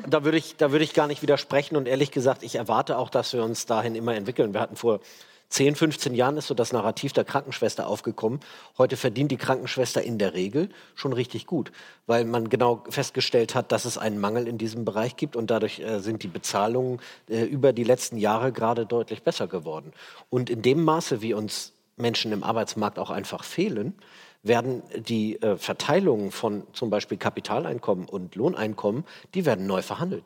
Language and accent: German; Hamburg, Germany; Ich bin in Hamburg in Steilshoop aufgewachsen, jetzt nicht so die feine Ecke.